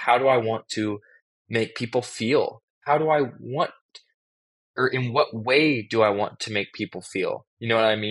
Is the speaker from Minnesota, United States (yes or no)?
no; Los Angeles, California, United States; growing up in Los Angeles